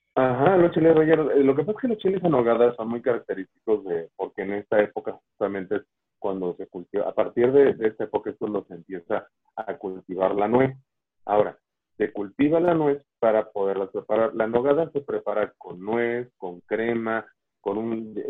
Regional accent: Mexico; en México somos antojadizos

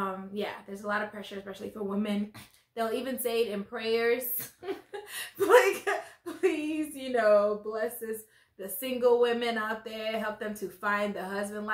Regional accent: Nigeria; I am Nigerian. Parents Nigerian. I was born in Nigeria.

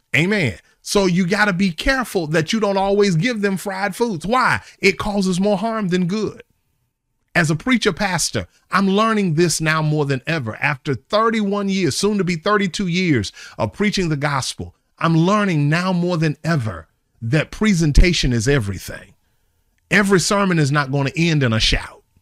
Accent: Charlotte, North Carolina, United States; moved away; my hometown in Charlotte

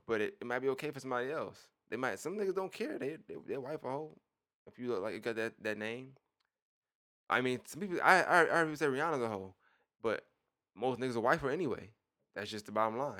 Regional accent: New York, United States; I'm from New York

